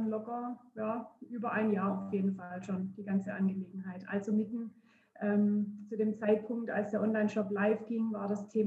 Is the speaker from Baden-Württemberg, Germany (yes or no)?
yes; Baden-Württemberg, Germany; Ich bin 36 Jahre alt und ich komme aus der Nähe von Heilbronn.